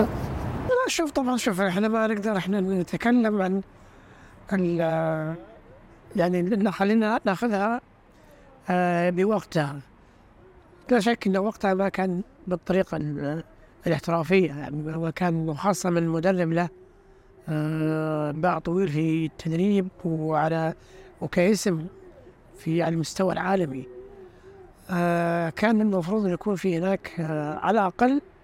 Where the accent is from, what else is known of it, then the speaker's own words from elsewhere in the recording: Saudi Arabia; عندنا في السعودية